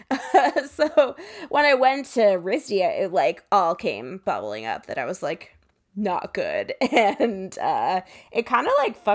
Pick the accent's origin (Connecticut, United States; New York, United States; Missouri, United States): Connecticut, United States; I grew up in Connecticut disgusting.